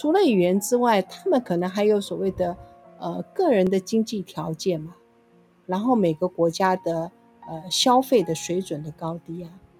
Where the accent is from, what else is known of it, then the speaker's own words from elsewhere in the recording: Taipei, Taiwan; 天龙国的人，呃，没错，从小生活在天龙国。